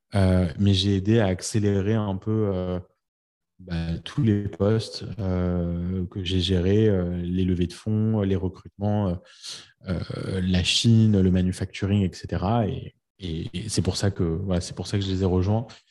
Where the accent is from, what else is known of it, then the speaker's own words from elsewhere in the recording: France; moved away as an adult; now in New York, United States; quand on est français